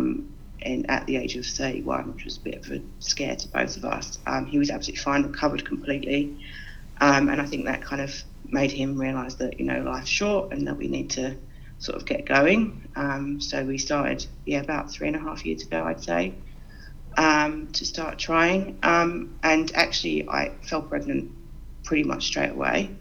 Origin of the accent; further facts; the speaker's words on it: London, United Kingdom; moved away as an adult; now in Sydney, Australia; Obviously, you can probably tell from my accent, I'm originally from the UK. I'm originally from London, and I moved here about